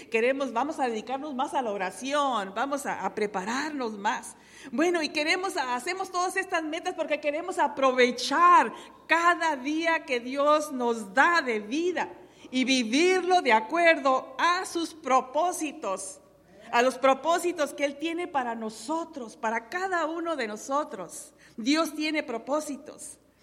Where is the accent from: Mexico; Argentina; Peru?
Mexico; Tepehuanes, Durango; now in United States; en mi pueblo natal, en Carreras Tepehuanes, Durango, México